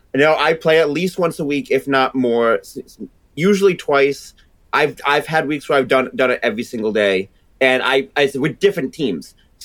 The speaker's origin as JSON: {"language": "English", "country": "United States", "accent": "part Boston, part New York", "said": "People always think that my accent is like part Boston, part New York. So they called Boo York."}